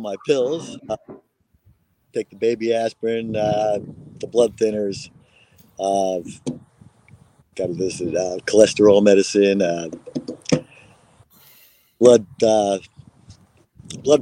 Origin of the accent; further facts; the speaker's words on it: New York, United States; now in Kansas, United States; growing up in New York